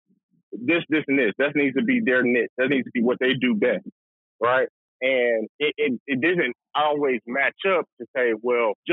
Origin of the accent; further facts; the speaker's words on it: Atlanta, Georgia, United States; growing up in Atlanta, Metro Atlanta